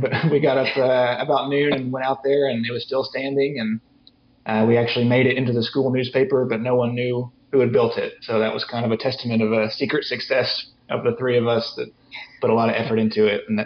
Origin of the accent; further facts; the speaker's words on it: Oklahoma City, Oklahoma, United States; moved away as an adult; also born or lived in Missouri; now in Alabama, United States; I grew up in the Oklahoma City area